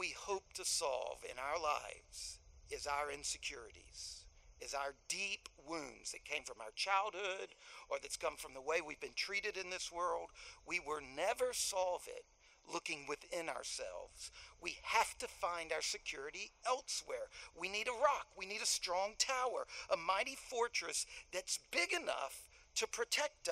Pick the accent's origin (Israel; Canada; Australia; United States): United States; Gulf Coast; I grew up on the Gulf Coast where we had these pipes at these industrial plants that would burn.